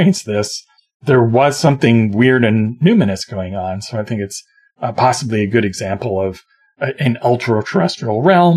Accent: Toronto, Ontario, Canada; I come from Toronto

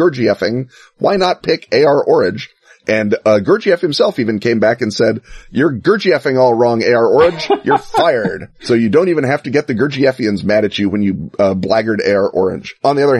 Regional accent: Chicago, Illinois, United States; As a Chicagoan

